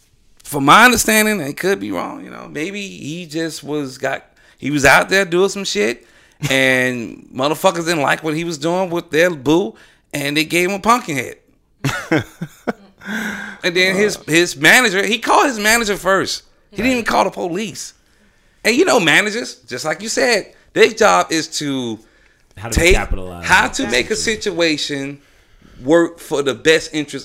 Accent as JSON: {"language": "English", "region": "Southern United States", "country": "United States", "said": "Hey, I'm from the South."}